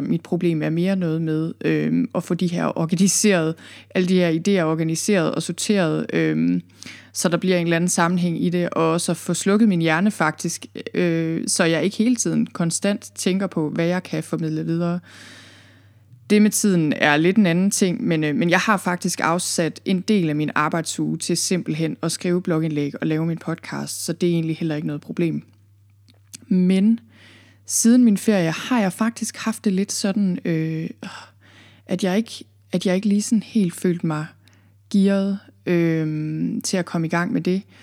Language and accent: Danish; Thy, North Denmark Region, Denmark; moved away as an adult; also born or lived in Copenhagen area, Zealand; now in Jutland, Denmark; Jeg er fra Thy, jeg er født og opvokset i Thy